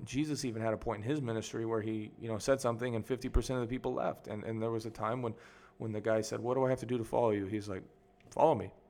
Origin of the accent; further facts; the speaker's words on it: United States; moved away as an adult; now in Mexico; I grew up in America